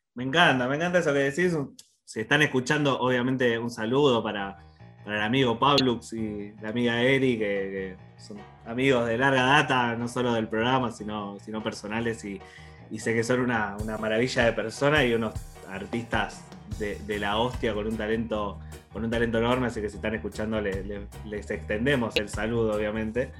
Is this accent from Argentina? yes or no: yes; Morón, Buenos Aires Province, Argentina; yo soy de Morón